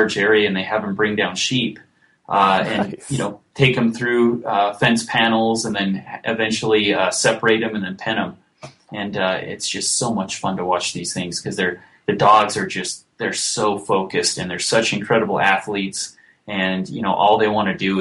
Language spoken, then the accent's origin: English; Beaver, Utah, United States; my hometown of Beaver, Utah